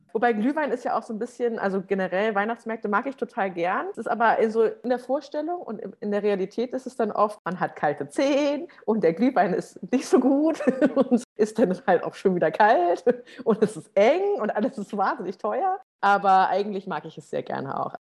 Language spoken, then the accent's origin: German; Schleswig-Holstein, Germany; moved away; ich komme ja ursprünglich aus Schleswig-Holstein